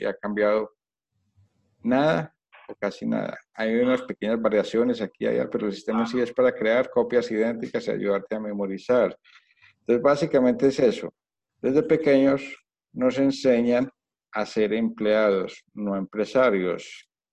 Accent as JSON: {"language": "Spanish", "country": "Colombia", "also_born_or_lived": "United States / Spain", "moved": "yes", "said": "yo, soy colombiano, entonces en Colombia las cosas así, la educación en Colombia es así"}